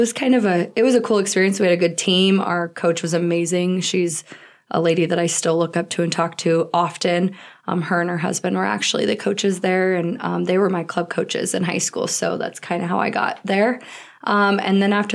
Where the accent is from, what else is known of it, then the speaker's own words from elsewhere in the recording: Colorado, United States; now in Chadron, United States; I actually grew up in Colorado, a small town, considered in Colorado